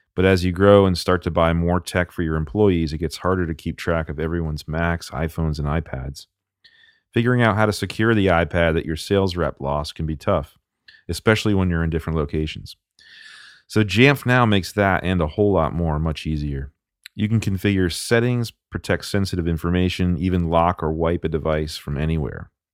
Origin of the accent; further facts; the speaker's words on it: Vermont, United States; now in Salem, United States; I grew up in Vermont